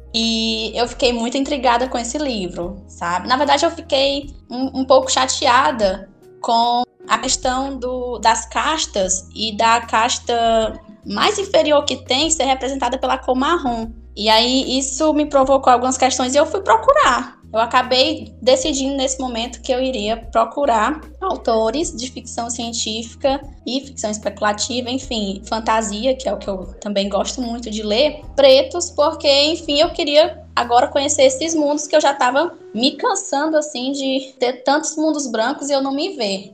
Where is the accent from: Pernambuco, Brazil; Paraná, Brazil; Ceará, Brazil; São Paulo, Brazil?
Ceará, Brazil; Eu sou cearense